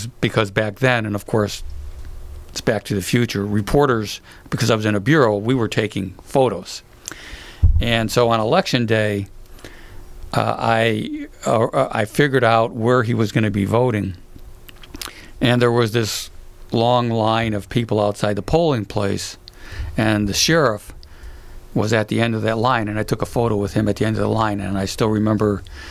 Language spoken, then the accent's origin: English; Chicago, Illinois, United States; moved away; also born or lived in Florida / upstate New York / Santa Monica, California; growing up in Chicago